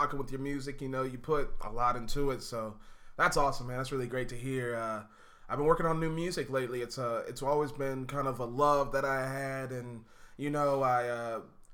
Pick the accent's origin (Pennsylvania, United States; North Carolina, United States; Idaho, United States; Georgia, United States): North Carolina, United States; Charlotte; I'm born and raised in Charlotte